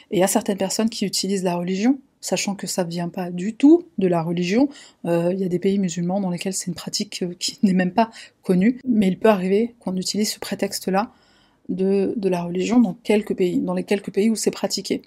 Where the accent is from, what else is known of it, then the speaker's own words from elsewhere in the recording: France; en tant que Français, en tant qu'Européens